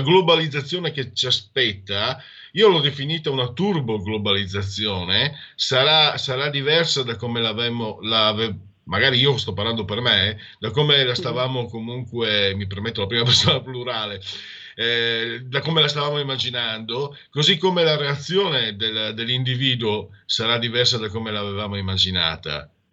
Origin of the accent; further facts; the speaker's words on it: Friuli-Venezia Giulia, Italy; Vengo dal Friuli